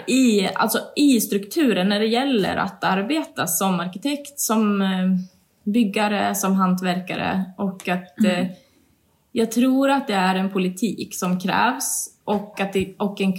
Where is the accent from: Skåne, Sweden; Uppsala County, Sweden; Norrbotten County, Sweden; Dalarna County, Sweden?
Dalarna County, Sweden; Borlänge; born there; also born or lived in Stockholm; Jag är ju född i Borlänge och mina föräldrar bor här.